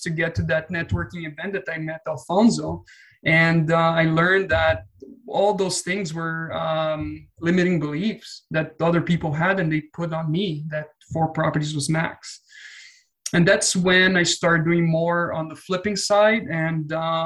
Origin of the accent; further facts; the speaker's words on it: Brazil; moved away as an adult; now in Canada; I'm from Brazil. Moved to Canada in 2013